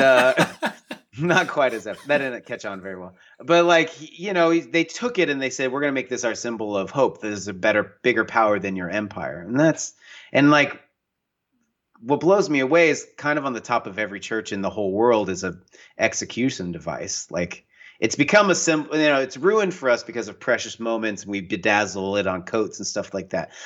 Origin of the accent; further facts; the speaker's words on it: the Northwest, Pacific Northwest, United States; I grew up in the Northwest, in the mountains, in the woods